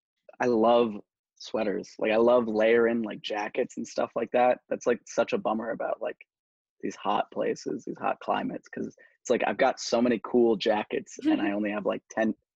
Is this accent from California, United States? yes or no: no; Colorado, United States; moved away as an adult; now in Florida, United States; I'm from Colorado, and I came down to Florida for school, so I'm a bit of a tourist down here.